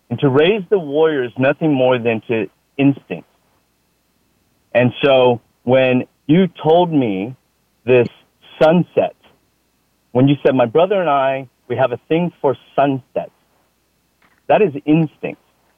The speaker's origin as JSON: {"language": "English", "town": "Austin", "region": "Texas", "country": "United States", "said": "I'm from Austin, Texas. Austin, I love Austin, Texas."}